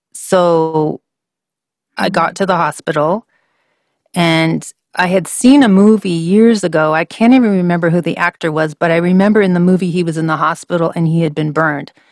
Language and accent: English; Vancouver, British Columbia, Canada; moved away as an adult; also born or lived in Washington State / Alpharetta, Georgia; I grew up in Vancouver, Canada